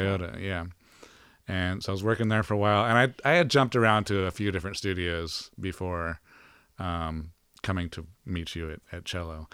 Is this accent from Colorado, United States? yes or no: yes; Boulder, Colorado, United States; also born or lived in Miami, Florida; I ended up in Colorado